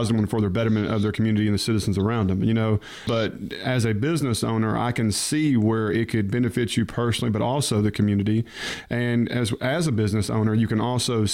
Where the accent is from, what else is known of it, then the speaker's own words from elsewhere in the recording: Hernando, Mississippi, United States; I grew up kind of in the Hernando area